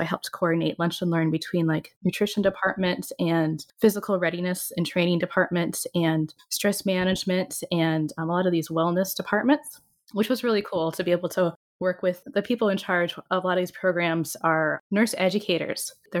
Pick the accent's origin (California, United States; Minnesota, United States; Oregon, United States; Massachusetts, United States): Minnesota, United States; I'm from Minnesota.